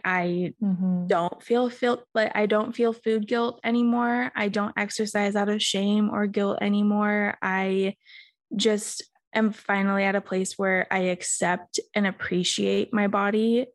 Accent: Australia; now in United States; I grew up in Australia

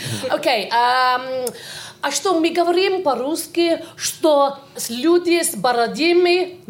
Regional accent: Wales, United Kingdom; I was born in Wales, so I am properly Welsh. I'm also a Russian speaker

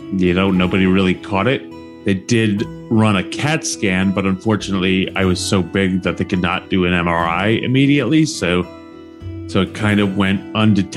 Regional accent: New Jersey, United States; moved away as an adult; also born or lived in New York / Miami; now in Florida, United States; For 22 years, from the age of 15, growing up in Jersey

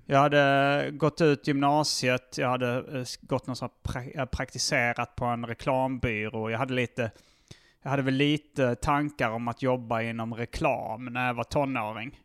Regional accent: Hjärup, Skåne, Sweden; moved away as an adult; also born or lived in Malmö / Lund; now in Stockholm, Sweden; jag föddes i Malmö. Mm. Sen så flyttade min familj till Hjärup när jag var, fortfarande var noll.

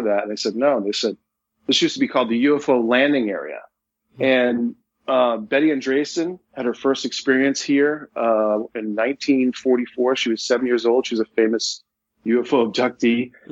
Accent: Leominster, Massachusetts, United States; Leominster, my hometown

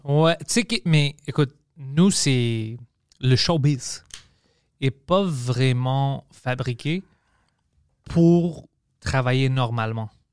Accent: Quebec, Canada

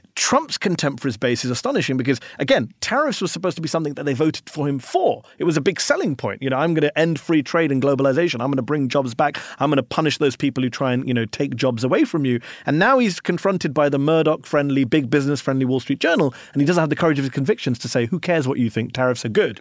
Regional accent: United Kingdom; now in Washington, D.C., United States; I'm a Brit

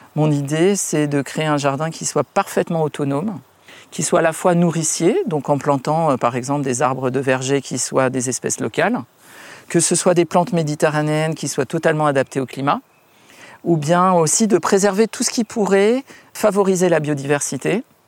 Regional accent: Paris, Île-de-France, France; also born or lived in Munich / Dubai / New York; à Paris où j'ai grandi

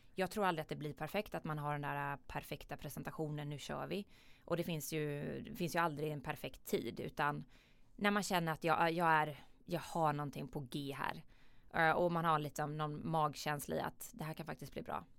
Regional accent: Jönköping, Jönköping County, Sweden; Jag kommer ju från, som man kanske hör här på dialekten, jag kommer ju från en riktig entreprenörsfamilj i Jönköping. Eh, där jag är uppvuxen

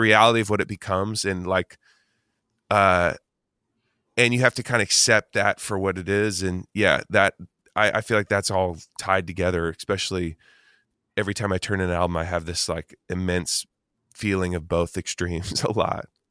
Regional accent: Eugene, Oregon, United States; I grew up in Eugene, Oregon as, like, a skater kid

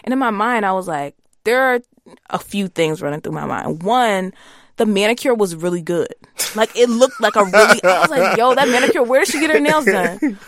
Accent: the South, United States; you're never not gonna know that I'm like from the South.

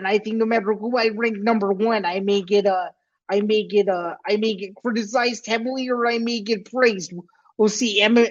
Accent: Chicago, Illinois, United States; as much as I am from Chicago

